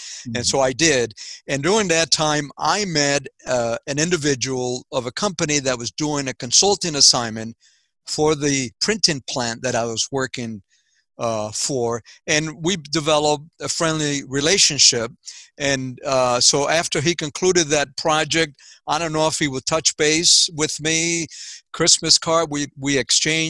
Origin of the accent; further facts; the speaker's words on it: Puerto Rico; moved away; also born or lived in Waterbury, Connecticut; I was born in Puerto Rico. And I was born in a farm, in a coffee farm.